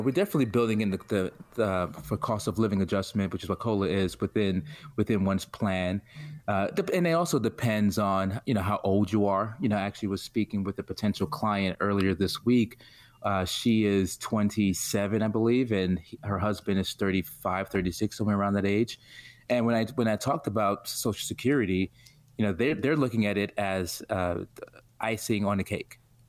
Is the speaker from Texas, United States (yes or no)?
no; New York City, New York, United States; From Brooklyn, New York, born and raised.